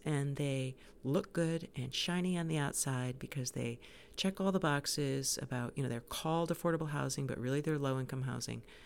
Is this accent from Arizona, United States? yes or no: no; New York City, New York, United States; now in Cape Elizabeth, United States; I was born in New York, and I have family live there